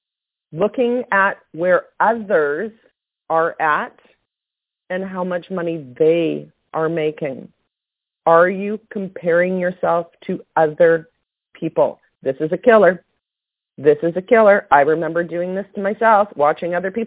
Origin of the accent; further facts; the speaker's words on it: Canada; I'm Canadian